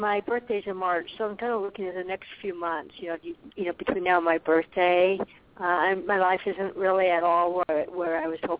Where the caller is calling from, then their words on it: Arizona, United States; calling from Arizona